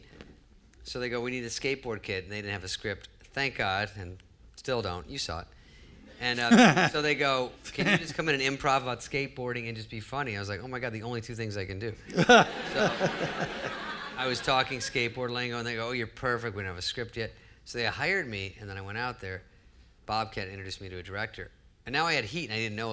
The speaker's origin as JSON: {"language": "English", "region": "Arizona", "country": "United States", "also_born_or_lived": "Los Angeles", "moved": "as an adult", "said": "I was just from Arizona, I was 20"}